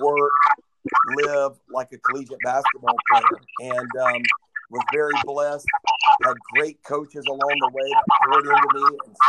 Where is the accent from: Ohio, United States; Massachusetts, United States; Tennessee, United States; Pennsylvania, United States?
Tennessee, United States; Nashville; it was in my hometown